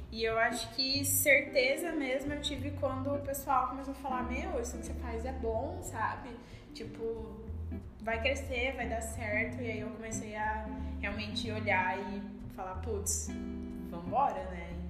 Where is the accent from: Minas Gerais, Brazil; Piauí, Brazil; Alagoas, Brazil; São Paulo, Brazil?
São Paulo, Brazil; moved away as an adult; now in Santa Maria, Brazil; Uh, eu tenho 23 anos, eu sou natural de São Paulo e eu vim para Santa Maria para estudar.